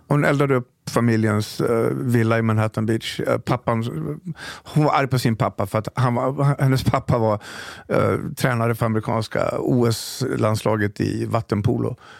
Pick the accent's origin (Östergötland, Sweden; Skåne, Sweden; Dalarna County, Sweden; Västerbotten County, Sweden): Dalarna County, Sweden; Falun; moved away; also born or lived in Stockholm; För jag är från Dalarna, jag är från Falun. Farsan var polischef.